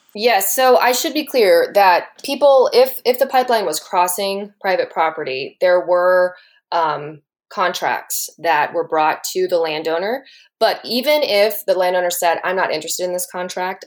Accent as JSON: {"language": "English", "town": "Alpine", "region": "Texas", "country": "United States", "moved": "yes", "lives_now": "Austin, United States", "said": "I was from Alpine originally"}